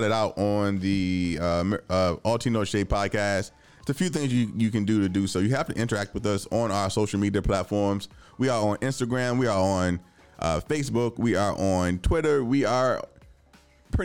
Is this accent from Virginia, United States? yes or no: yes; Richmond, Virginia, United States; now in Washington, DC, United States; I'm from Richmond